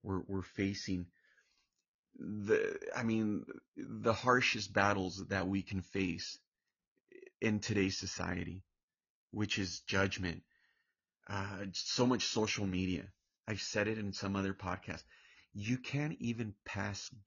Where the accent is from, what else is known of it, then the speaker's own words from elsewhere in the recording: Orange County, California, United States; I'm originally from Orange County, California, but my background, my family were Hispanic